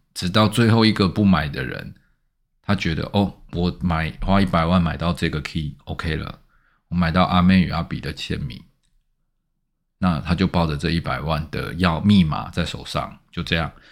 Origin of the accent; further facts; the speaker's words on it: Taiwan; 其实我们台湾人的眼界受限啊